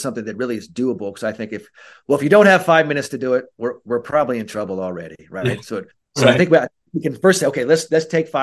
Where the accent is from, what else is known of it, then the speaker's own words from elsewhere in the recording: San Francisco, California, United States; I'm from San Francisco